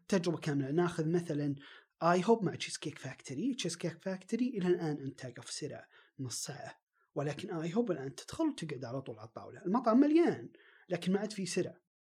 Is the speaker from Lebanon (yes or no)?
no; Riyadh, Riyadh Province, Saudi Arabia; عندنا في الرياض